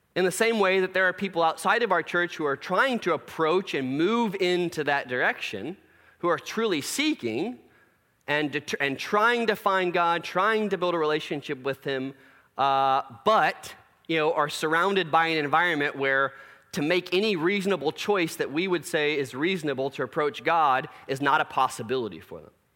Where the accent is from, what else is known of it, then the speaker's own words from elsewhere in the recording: Plano, Texas, United States; growing up in Plano